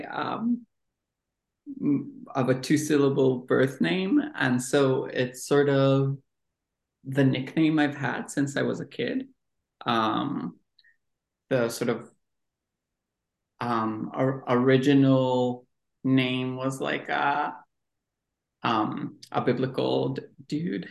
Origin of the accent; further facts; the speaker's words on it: Jerusalem, Jerusalem District, Israel; moved away; I was born and raised in Jerusalem